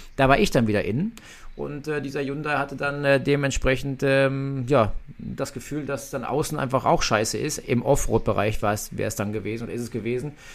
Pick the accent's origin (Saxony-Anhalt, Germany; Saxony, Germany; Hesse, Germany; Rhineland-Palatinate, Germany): Rhineland-Palatinate, Germany; Nürburgring; Nürburgring, meine Heimat, da bin ich aufgewachsen